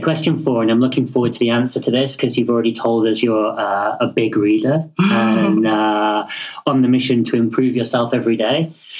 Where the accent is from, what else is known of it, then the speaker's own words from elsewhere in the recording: United Kingdom; Yeah, well, obviously I'm British, so I can't do anything without saying please and thank you.